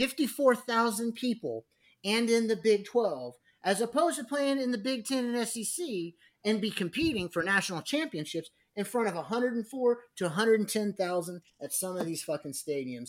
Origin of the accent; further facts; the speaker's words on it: San Diego, California, United States; I was from San Diego